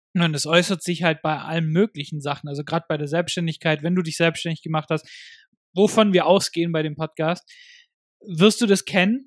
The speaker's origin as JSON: {"language": "German", "country": "Germany", "said": "bei uns in Deutschland"}